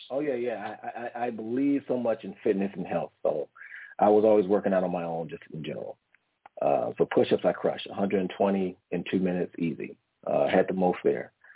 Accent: Washington, District of Columbia, United States; now in San Diego, United States; I'm originally from Washington, D.C., okay, okay, from the East Coast, East Coast native, but currently live in San Diego right now. Um, but I was raised with my grandmother.

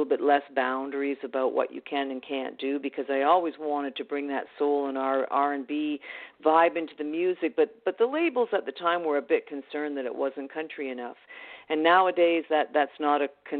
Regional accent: Canada; I'm Canadian

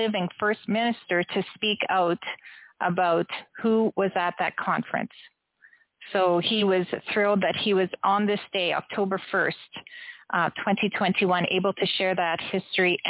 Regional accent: Canada; I am a Canadian woman

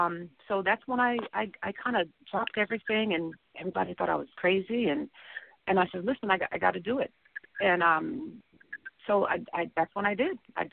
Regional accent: Florida, United States; also born or lived in Jersey City, New Jersey / Italy; My family is originally from New Jersey. I was born in Jersey City, the youngest of 11 children. And we moved down to Florida when I was a baby.

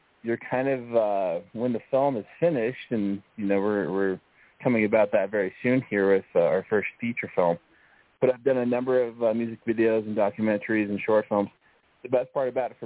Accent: Denver, Colorado, United States; moved away as an adult; also born or lived in Los Angeles, California; I was born and raised in Inglewood/Denver, Colorado

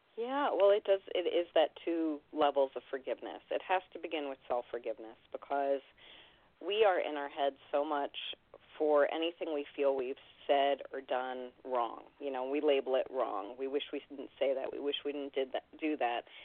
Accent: New York City, New York, United States; growing up in New York City

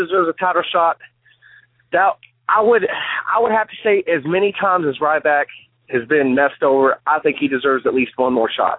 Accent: Charlestown, Indiana, United States; I'm from Charlestown, Indiana.

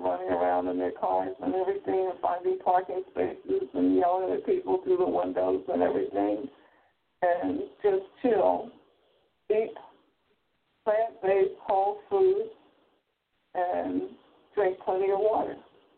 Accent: Philadelphia, Pennsylvania, United States; born there; I was born in Philly at 19th and South in a house with a midwife.

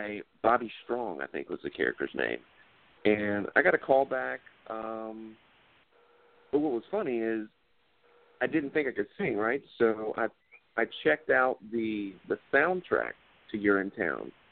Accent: Lake Wylie, South Carolina, United States; moved away as an adult; now in Georgia, United States; I grew up in Lake Wylie, South Carolina, which is near Charlotte.

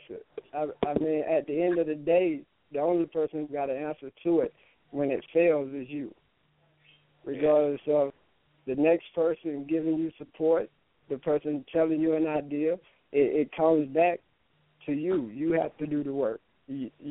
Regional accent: Enterprise, Alabama, United States; moved away; I grew up in Enterprise, Alabama, so it consisted of everything being small

